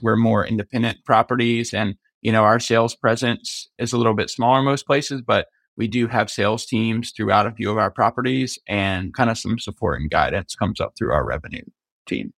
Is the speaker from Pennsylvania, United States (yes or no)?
no; Myrtle Beach, South Carolina, United States; I grew up in Myrtle Beach, South Carolina